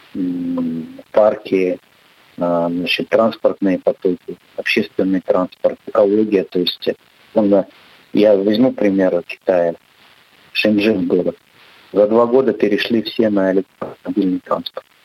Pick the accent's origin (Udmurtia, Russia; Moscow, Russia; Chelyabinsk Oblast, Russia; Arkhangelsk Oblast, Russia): Chelyabinsk Oblast, Russia; Chelyabinsk; я сам родом с Челябинска